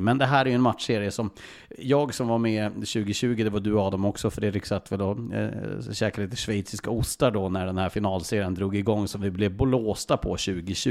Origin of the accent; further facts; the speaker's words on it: Norrland, Sweden; som mig norrlänning